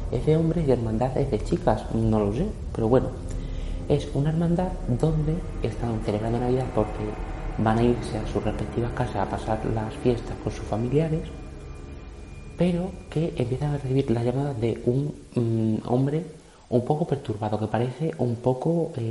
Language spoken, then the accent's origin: Spanish; Extremadura, Spain; yo soy extremeño, no tengo por qué saber inglés, pero bueno.